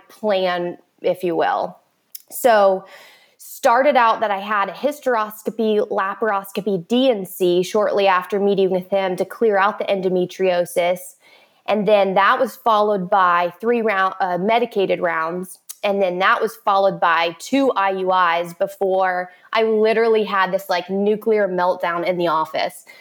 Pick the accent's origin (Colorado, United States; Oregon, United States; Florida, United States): Florida, United States; Orlando; I was born and raised in Orlando, Florida, which is where I currently live